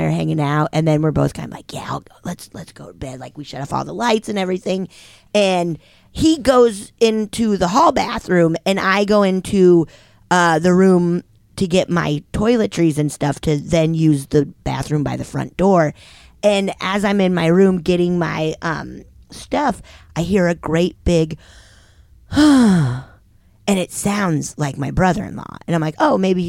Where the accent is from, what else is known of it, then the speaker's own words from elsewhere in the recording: Keystone, Colorado, United States; I grew up around Keystone, like in Summit County